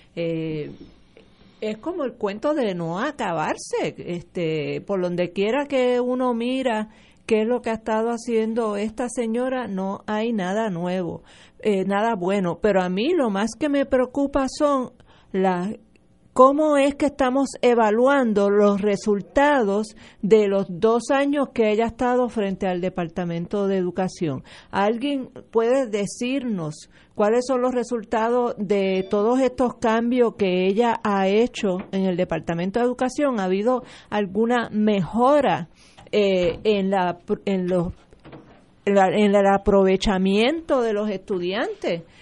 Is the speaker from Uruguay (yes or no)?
no; Puerto Rico; Yo soy graduada de la Gabriela Mistral